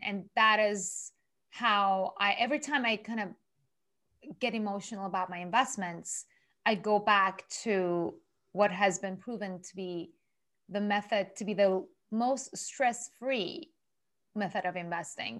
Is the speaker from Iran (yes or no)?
yes; Iran; moved away as an adult; also born or lived in Japan; I'm originally from Iran, Persian Jewish